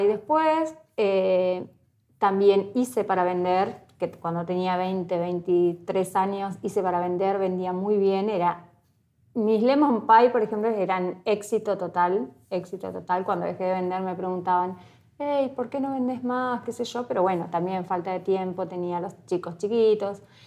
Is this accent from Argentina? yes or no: yes; Entre Ríos, Argentina; moved away as an adult; now in Ushuaia, Argentina; Nací en Entre Ríos, soy entre en un, en un pueblito chiquitito eh, de 5.000 habitantes